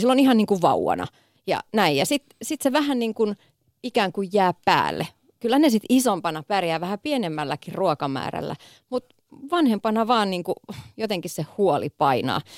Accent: Kouvola, Kymenlaakso, Finland; Mä oon siis Kouvolasta kotoisin, kymenlaaksolainen

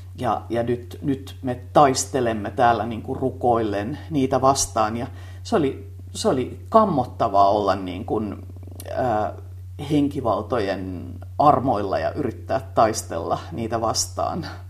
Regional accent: Tampere, Pirkanmaa, Finland; mä tulin Tampereelta ja mä olin kaupunkilaistyttä

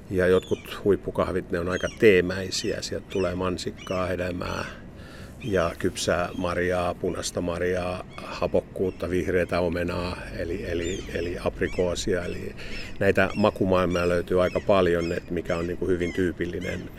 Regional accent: Finland; mitä me suomalaiset inhotaan

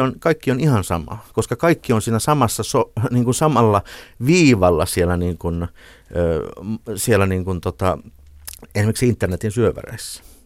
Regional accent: Ilmajoki, South Ostrobothnia, Finland; moved away; kun mä olin nuori poika siellä Ilmajoella, niin mun kotitalon vieressä harjoiteltiin Jaakko Ilkka operaa

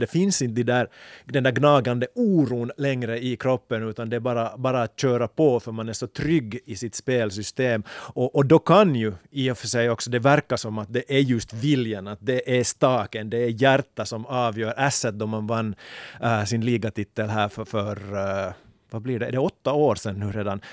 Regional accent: Finland; här också hemma i Finland

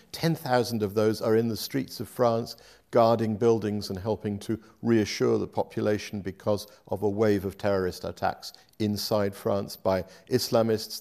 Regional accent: United Kingdom; moved away as an adult; also born or lived in Paris / Brussels / Bonn / Berlin; I did when I was growing up in Britain as well

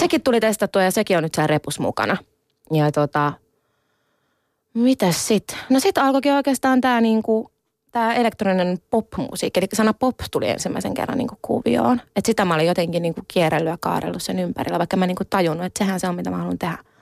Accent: Finland; mä oon itse siis ihan siis täysin suomalainen, että mä oon syntynyt Suomessa

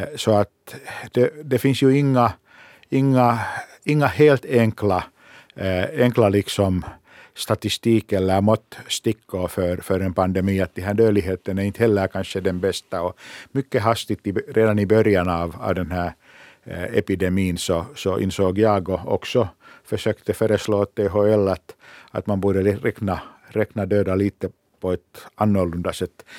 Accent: Finland; vi i Finland

